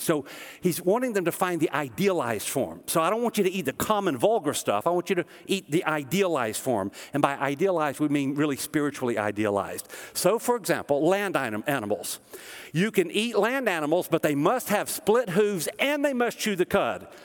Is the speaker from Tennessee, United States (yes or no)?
yes; the South, Tennessee, United States; also born or lived in Kansas City, Missouri; we're from the South